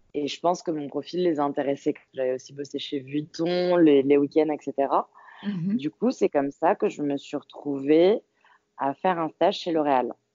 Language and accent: French; Paris, Île-de-France, France; je suis parisienne